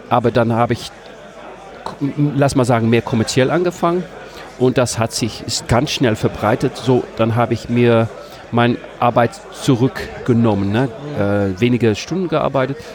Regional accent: Amsterdam, North Holland, Netherlands; German is a second language; Ich komme aus Amsterdam. Ah, okay, so, das ist wirklich. Aber äh, ich habe ähm, in der Hochschule Deutsch gelernt.

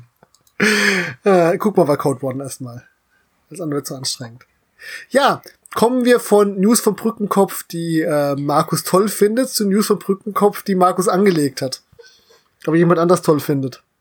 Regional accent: Central German Uplands, Germany; als Deutscher, der in den Mittelgebirge groß geworden ist

